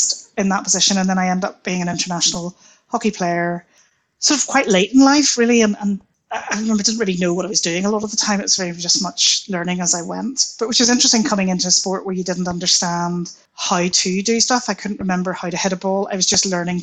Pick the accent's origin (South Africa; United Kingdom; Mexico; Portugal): United Kingdom; Belfast, Northern Ireland; also born or lived in London; I was born in London, moved back here to Belfast when I was two